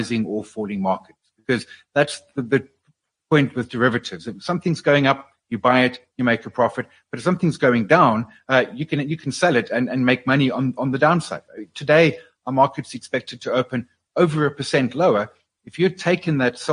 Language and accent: English; South Africa; as a South African investor